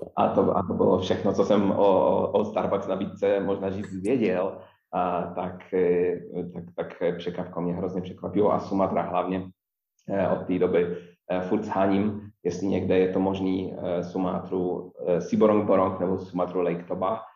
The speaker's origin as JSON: {"language": "Czech", "area": "small town about 80 km north of Wrocław", "region": "Lower Silesian Voivodeship", "country": "Poland", "tie": "born or raised there", "second_language": "Czech", "moved": "as an adult", "lives_now": "Prague, Czechia", "said": "jsem z Polska"}